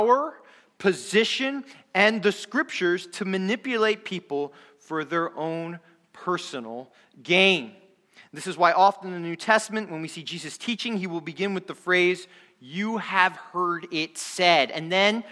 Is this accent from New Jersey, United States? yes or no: yes; New Jersey, United States; I am from New Jersey, and because I'm from New Jersey